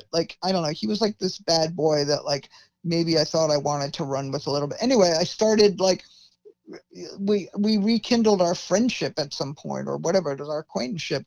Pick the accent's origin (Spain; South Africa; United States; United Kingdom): United States; New York; I'm from Manhattan, you know, and we don't drive